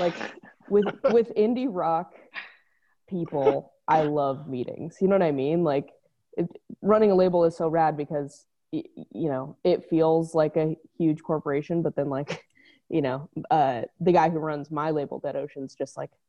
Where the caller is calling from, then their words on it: Los Angeles, California, United States; Echo Park, beautiful Echo Park, Los Angeles.